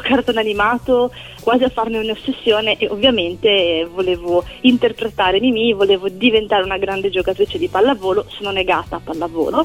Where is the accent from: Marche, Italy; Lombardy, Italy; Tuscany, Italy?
Lombardy, Italy; Milan; moved away as an adult; now in Silea, Italy; sono di origine milanese